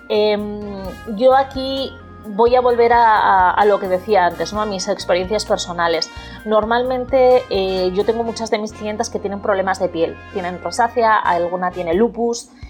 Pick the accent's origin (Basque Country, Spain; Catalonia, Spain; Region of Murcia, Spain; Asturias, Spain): Basque Country, Spain; Bilbao; moved away as an adult; also born or lived in Florida, United States; now in Port Charlotte, United States; aunque soy de Bilbao, pues bueno, llevo viviendo en Estados Unidos, eh, concretamente en Florida, desde hace casi un año.